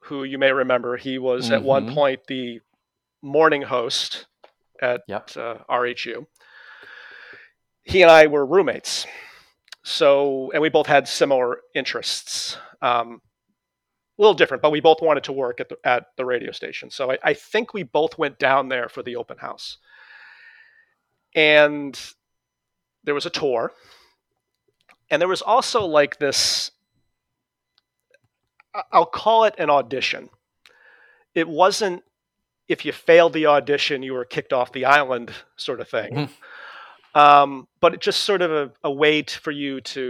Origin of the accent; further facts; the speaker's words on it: New England, United States; accent: New England; I'm from New England